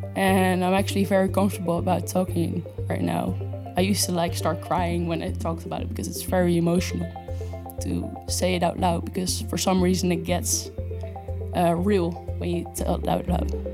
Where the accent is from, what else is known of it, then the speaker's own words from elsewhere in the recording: Netherlands; moved away as an adult; now in Spain; I'm from the Netherlands, and I moved to Spain, uh, for an internship